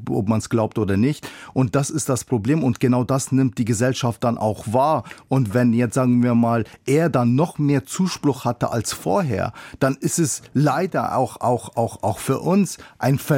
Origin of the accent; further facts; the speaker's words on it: Bavaria, Germany; Ich komme ja selber aus Niederbayern